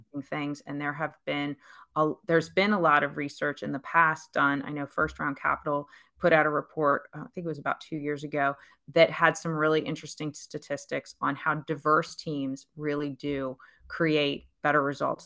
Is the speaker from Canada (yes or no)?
no; Pennsylvania, United States; moved away as an adult; also born or lived in Pittsburgh / New York / Dallas / San Francisco; now in Charlotte, United States; I grew up in Pennsylvania. I lived there most of my life before I met my husband